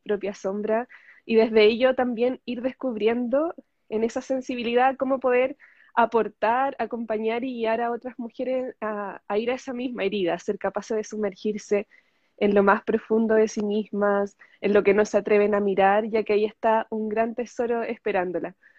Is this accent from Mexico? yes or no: no; Chile; soy chilena, estoy en Chile